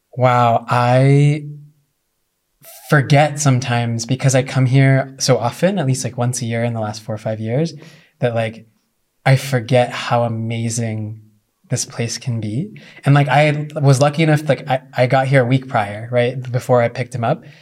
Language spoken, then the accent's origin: English; United States